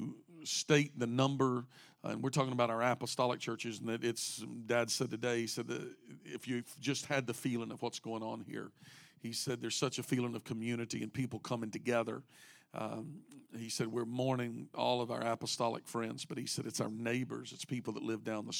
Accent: United States; moved away; I grew up in a small town about 60 miles off the Gulf, about 2.5 hours from Houston

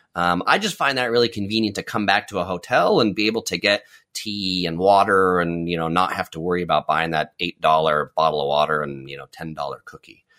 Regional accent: San Diego, California, United States; I grew up in San Diego, which is a pretty, um, dry place

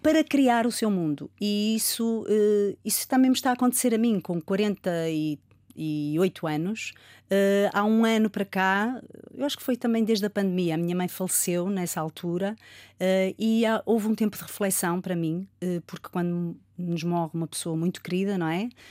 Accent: Rio Tinto, Norte, Portugal; also born or lived in Porto; eu nasci no Porto, vivi em Rio Tinto e, portanto, fui uma, uma criança que andei sempre pelas coletividades

